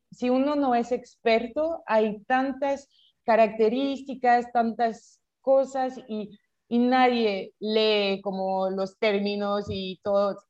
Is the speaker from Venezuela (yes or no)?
no; France; Spanish is a second language; moved away as an adult; also born or lived in Paris / London / Bogotá; yo soy francesa, nací en Francia y hice todos mis estudios en, Francia